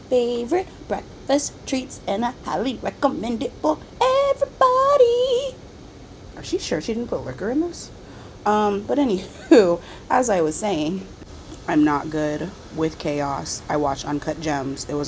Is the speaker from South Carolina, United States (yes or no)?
yes; North Charleston, South Carolina, United States; moved away as an adult; Walter Scott was murdered on camera by a cop in my hometown